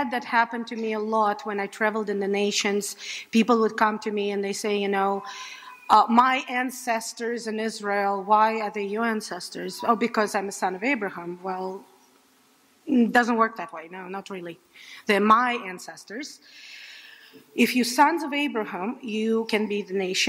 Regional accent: Saint Petersburg, Russia; moved away; in St. Petersburg, Russia. I grew up in a very secular Jewish family

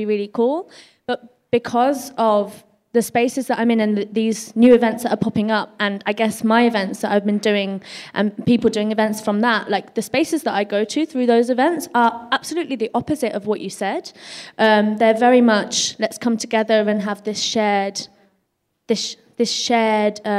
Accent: Luton, East of England, United Kingdom; moved away as an adult; now in London, United Kingdom; I was in my hometown of Luton.

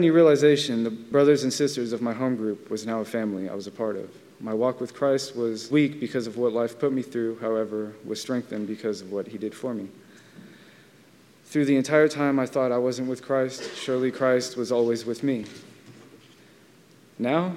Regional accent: Vallejo, California, United States; I grew up in Vallejo, California

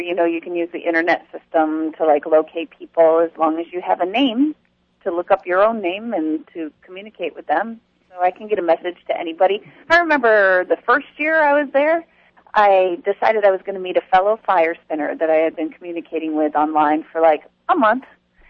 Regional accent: the South, United States; accent: southern; I could do the whole show in my southern accent.

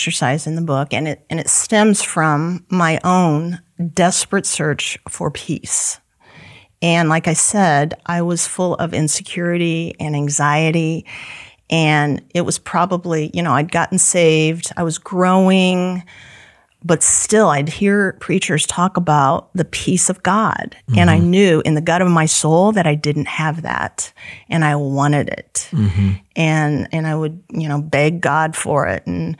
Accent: Kansas, United States; I was from Kansas and moved over to right by KCBT and was there all the time.

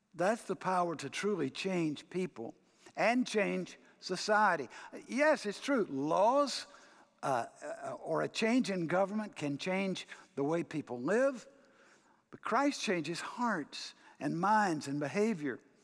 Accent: United States

